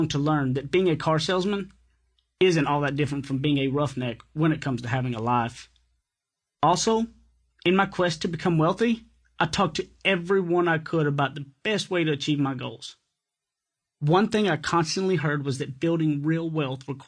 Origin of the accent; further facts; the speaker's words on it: East Texas, United States; accent: thick East Texas; Being from East Texas, my accent is so thick